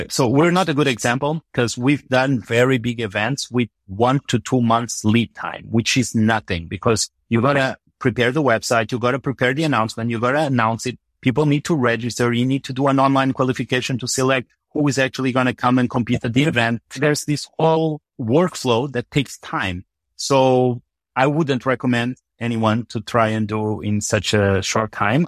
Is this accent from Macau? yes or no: yes; Macau; moved away; also born or lived in Portugal; I grew up in Macau, mostly, but actually between Portugal and Macau.